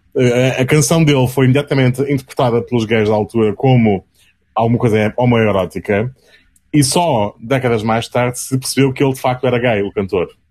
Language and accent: Portuguese; Azores, Portugal; crescendo nos Açores